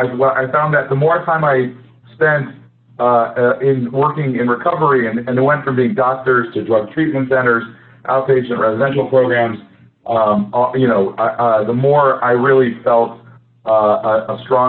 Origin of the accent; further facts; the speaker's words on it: Midwest, United States; I grew up in the Midwest